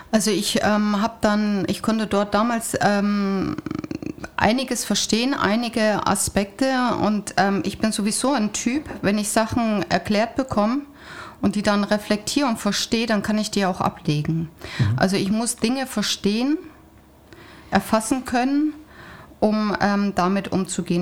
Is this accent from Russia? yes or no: no; Siegerland, North Rhine-Westphalia, Germany; moved away; ich komme doch aus Nordrhein-Westfalen, aus dem Siegerland